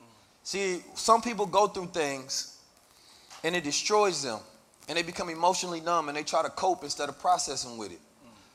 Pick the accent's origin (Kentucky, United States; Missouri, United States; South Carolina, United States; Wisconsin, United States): Missouri, United States; St. Louis; also born or lived in Oakland, United States; You know, growing up in St. Louis and Oakland, California, those are very dangerous environments.